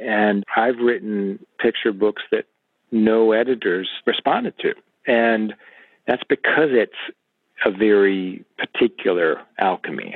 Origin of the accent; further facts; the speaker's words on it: Illinois, United States; I grew up in Illinois